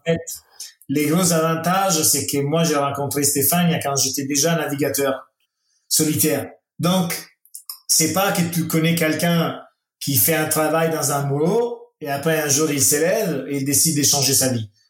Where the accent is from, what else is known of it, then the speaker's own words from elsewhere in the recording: Italy; French is a second language; chez nous en Italie